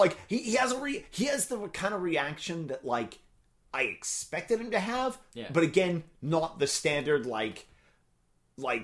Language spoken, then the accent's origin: English; Canada; we're Canadian.